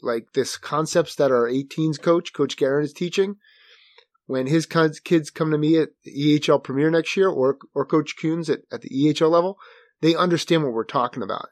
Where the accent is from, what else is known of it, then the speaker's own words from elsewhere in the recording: Manasquan, New Jersey, United States; Manasquan, which is my hometown in New Jersey.